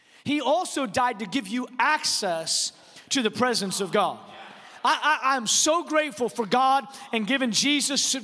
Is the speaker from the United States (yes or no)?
yes; Texas, United States; I'm from Texas